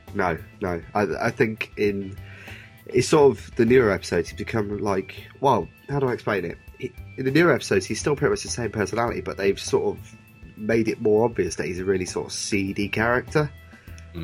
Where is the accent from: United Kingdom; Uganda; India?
United Kingdom; Oxford, South East England; I'm from Oxford